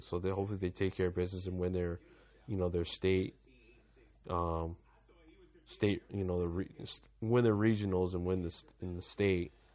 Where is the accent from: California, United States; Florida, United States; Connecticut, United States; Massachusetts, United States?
Massachusetts, United States; Lynn; moved away; I'm from Lynn